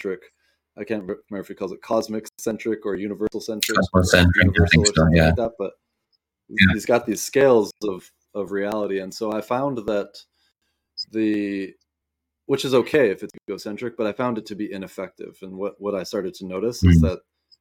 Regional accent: south of Vancouver, southwest British Columbia, Canada; I grew up in the southwest corner of British Columbia, down just south of Vancouver.

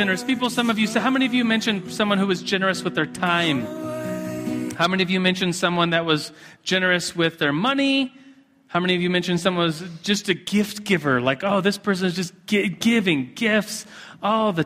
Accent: United States; being guilty of just being an American and a consumerist

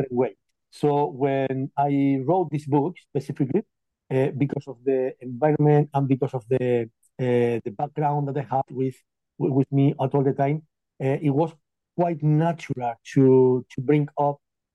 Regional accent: Castilla-La Mancha, Spain; English is a second language; moved away as an adult; now in United Kingdom; I am originally from Spain, but about 15 years ago or so, I just left the country

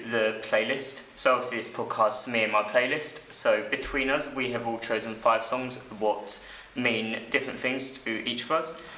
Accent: London, United Kingdom; I'm 16 years old, and I'm from Walthamstow.

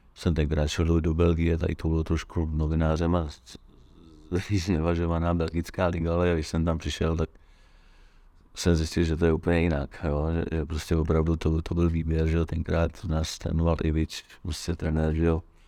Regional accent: Czechia

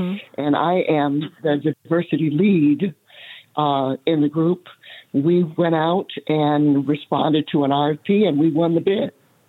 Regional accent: the South, United States; growing up in the South, I didn't have that opportunity. There was no one that looked like me that did what I ended up doing.

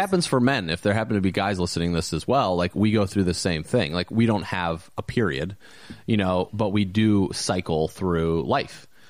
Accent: Valparaiso, Indiana, United States; moved away; a friend of mine that I went to high school with, actually, that I grew up with in Valpo

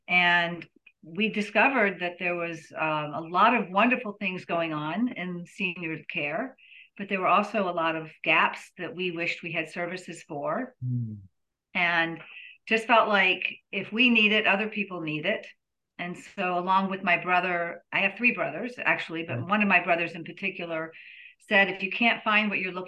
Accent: Nashville, Tennessee, United States; also born or lived in Baltimore; I worked in special ed for 17 years in Baltimore, but I'm from Nashville. I'm actually a third generation Nashvillian.

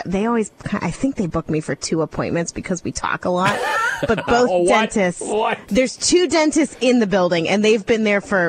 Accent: Northeast Ohio, United States; moved away as an adult; I grew up in Northeast Ohio, about 2.5 hours from my dentist.

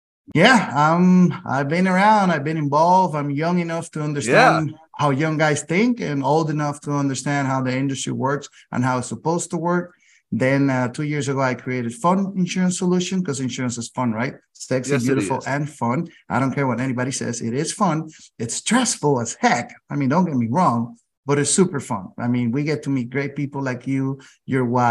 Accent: San Juan, Puerto Rico; also born or lived in Massachusetts; Born and raised in San Juan, Puerto Rico

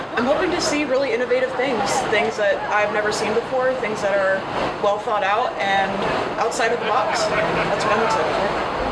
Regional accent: San Jose, California, United States; I'm from the Bay Area, specifically San Jose, California

